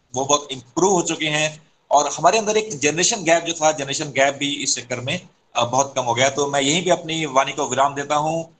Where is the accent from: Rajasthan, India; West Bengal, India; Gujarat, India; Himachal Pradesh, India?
Himachal Pradesh, India; मैं भी हिमाचल से आता हूँ